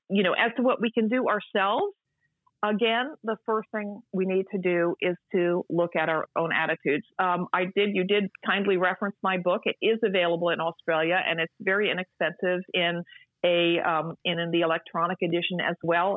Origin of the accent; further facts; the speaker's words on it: United States; as an American